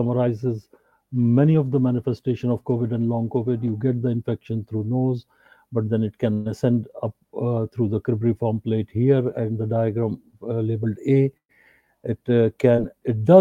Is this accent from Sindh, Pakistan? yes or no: yes; Karachi, Sindh, Pakistan; I'm from Pakistan, Karachi, Pakistan